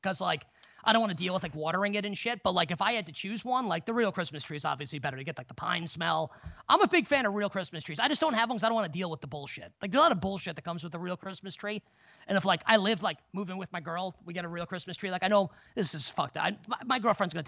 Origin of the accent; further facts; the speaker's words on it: New York, United States; I'm a New Yorker